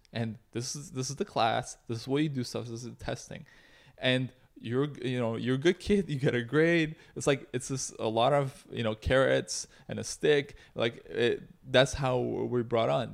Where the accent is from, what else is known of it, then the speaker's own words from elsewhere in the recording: Toronto, Ontario, Canada; also born or lived in Russia; I'm an immigrant from Russia who grew up in Canada